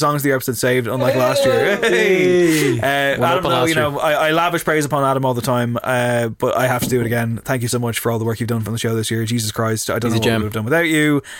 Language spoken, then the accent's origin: English; Leinster, Ireland; I'm from Louth.